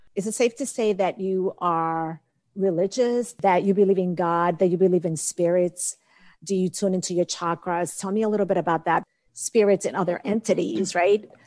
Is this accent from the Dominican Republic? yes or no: yes; Dominican Republic; moved away; I'm from the Dominican Republic, and I remember growing up, the neighbors coming over to my grandmother